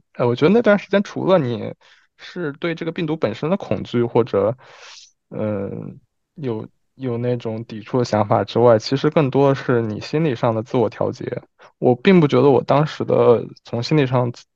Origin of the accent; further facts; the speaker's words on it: Wuhan, Hubei, China; moved away as an adult; also born or lived in Geneva / Paris / Milan; now in Beijing, China; 北京是我待的时间最长的，当然武汉是我家乡了，就是，呃，就除开我家乡之外，待的时间最长的城市